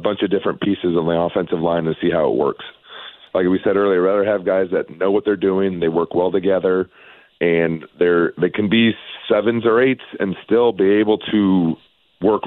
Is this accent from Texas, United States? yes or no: no; Tacoma, Washington, United States; also born or lived in Spokane, Washington / Cheney, Washington / Idaho; I grew up in Tacoma, so just south of Seattle there